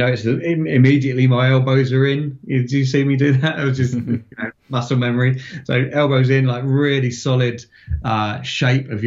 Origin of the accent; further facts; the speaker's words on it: Farnborough, South East England, United Kingdom; having grown up in that sort of 80s into 90s and seeing them fly into my hometown of Farnborough